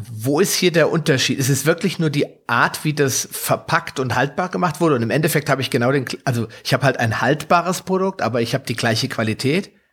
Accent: Hesse, Germany; wie man hier bei uns in Hessen sagt

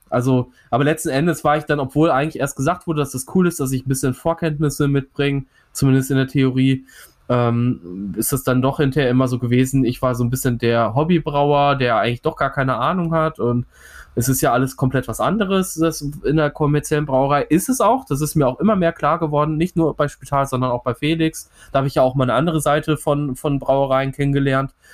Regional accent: Bochum, North Rhine-Westphalia, Germany; born there; Bochum, meiner Geburtsstadt auch tatsächlich, muss ich ja sagen. Hier ist der kleine … vor 30 Jahren im St. Elisabeth äh, Krankenhaus geboren worden.

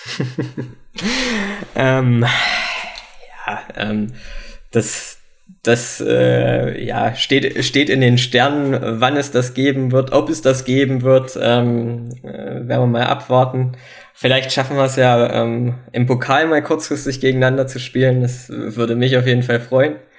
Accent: Wernigerode, Saxony-Anhalt, Germany; Wernigerode ist irgendwo meine Heimatstadt.

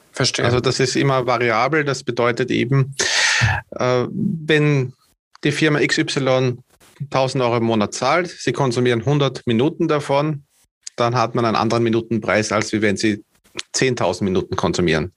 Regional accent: Vienna, Austria; Also ich komme aus Österreich, direkt aus der Hauptstadt.

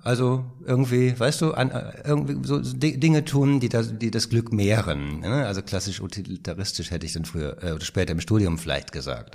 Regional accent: Rheine, North Rhine-Westphalia, Germany; now in Berlin, Germany; Geboren bin ich in Rheine. Das ist eine kleine Stadt äh, im Münsterland

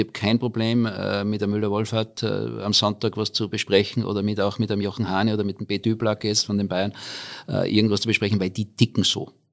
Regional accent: Austria; moved away as an adult; also born or lived in Innsbruck / Australia / United States; Ich komme aus dem schönen Salzkammergut

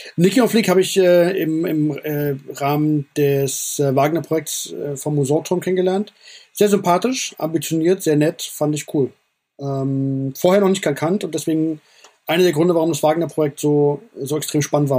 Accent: Frankfurt, Hesse, Germany; ich bin Frankfurter, hier hat alles angefangen

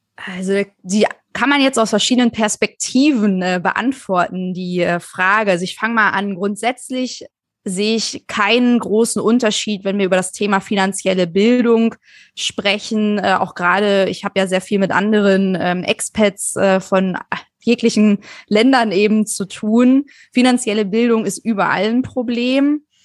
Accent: Germany; wir uns als Deutsche

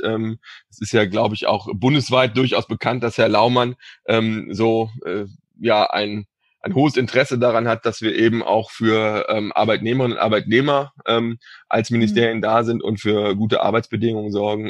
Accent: Cologne, North Rhine-Westphalia, Germany; ich komme aus Köln

